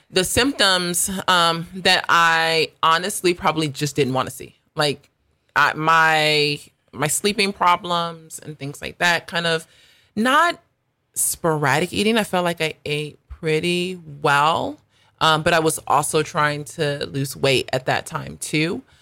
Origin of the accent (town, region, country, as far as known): United States; accent: American; moved away as an adult; also born or lived in South Africa